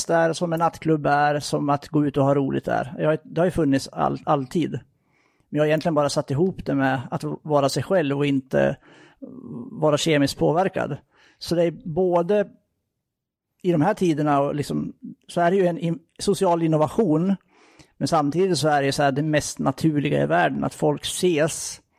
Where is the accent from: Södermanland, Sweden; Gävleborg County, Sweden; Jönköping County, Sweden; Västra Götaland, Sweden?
Gävleborg County, Sweden; now in Gothenburg, Sweden; Tar man det i ett lite längre perspektiv så är jag uppvuxen i Hälsingland som eh, ni ju då kan höra lite grann på.